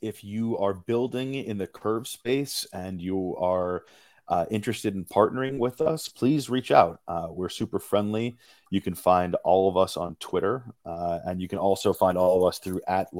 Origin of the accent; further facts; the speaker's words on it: United States; As an American